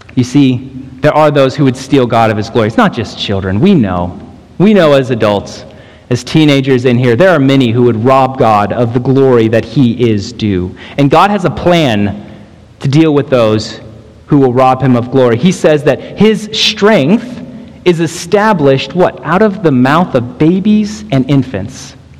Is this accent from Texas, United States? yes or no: yes; Texas, United States; moved away; we come from Texas